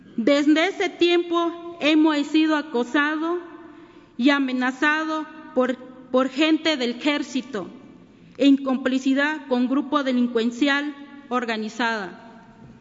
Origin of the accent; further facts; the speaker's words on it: Ayutla de los Libres, Guerrero, Mexico; first language Me'phaa; Spanish is a second language; soy del estado de Guerrero, mi comunidad se llama Barranca Guadalupe, del municipio de Ayutla de los Libres